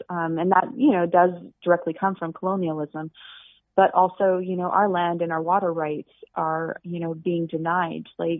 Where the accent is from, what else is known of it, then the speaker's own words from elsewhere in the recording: Alberta, Canada; now in Portland, United States; I am originally from Alberta, Canada, and I was raised throughout the prairies of Alberta and the mountains, and then I made my way down to Portland, Oregon, where I reside now.